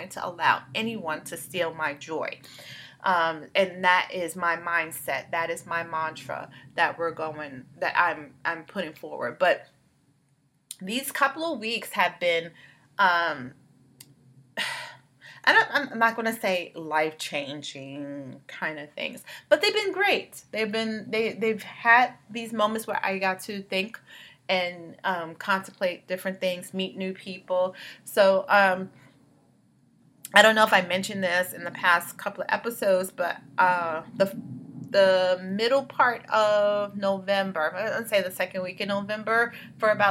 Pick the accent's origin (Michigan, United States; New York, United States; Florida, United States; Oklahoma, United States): New York, United States; New York City; also born or lived in Bronx; I grew up in Brooklyn